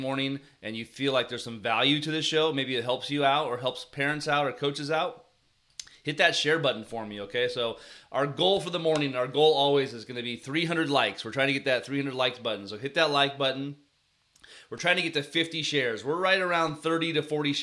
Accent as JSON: {"language": "English", "area": "Bay Area", "region": "California", "country": "United States", "tie": "born or raised there", "said": "I grew up in the Bay Area"}